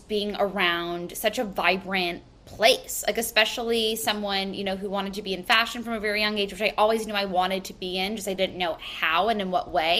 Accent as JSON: {"language": "English", "town": "New York City", "region": "New York", "country": "United States", "tie": "born or raised there", "also_born_or_lived": "the Hamptons", "said": "I'm born and raised in New York City, but I've been going to the Hamptons my entire life, so I kind of consider myself a native of both places."}